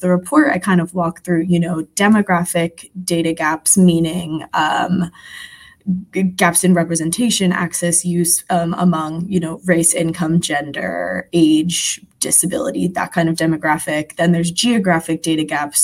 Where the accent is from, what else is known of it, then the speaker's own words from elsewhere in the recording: Philadelphia, Pennsylvania, United States; I'm from Philadelphia